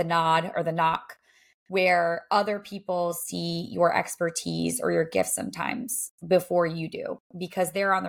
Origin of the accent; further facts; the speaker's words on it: Rhode Island, United States; moved away as an adult; also born or lived in Los Angeles / Nashville; now in Boston, United States; I grew up in Rhode Island.